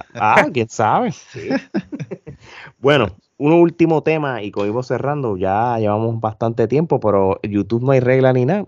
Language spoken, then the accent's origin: Spanish; Puerto Rico; now in Orlando, United States; como todos nosotros boricuas, traemos las malas mañas de Puerto Rico acá